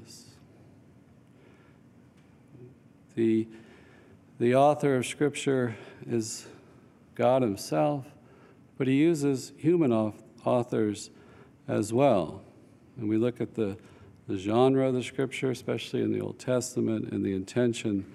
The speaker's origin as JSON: {"language": "English", "region": "North Alabama", "country": "United States", "tie": "born or raised there", "said": "I grew up in North Alabama, was barely Catholic at all."}